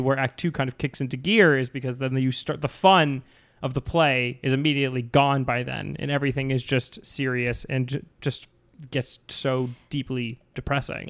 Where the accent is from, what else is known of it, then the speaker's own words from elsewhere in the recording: Cape Cod, Massachusetts, United States; I'm from Massachusetts, Cape Cod